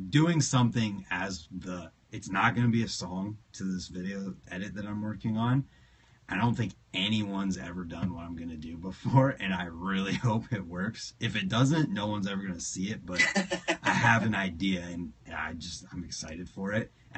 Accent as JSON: {"language": "English", "region": "Ohio", "country": "United States", "said": "I'm from Ohio, not PA."}